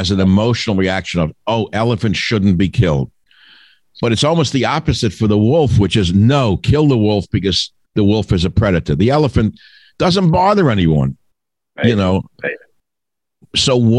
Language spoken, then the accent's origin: English; New York, United States; when I grew up in New York.